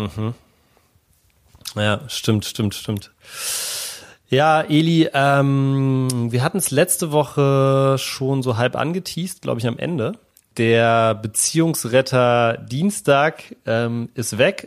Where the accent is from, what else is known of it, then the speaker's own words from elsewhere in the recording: Berlin, Germany; praktisch 500 Meter von da, wo ich aufgewachsen bin, entfernt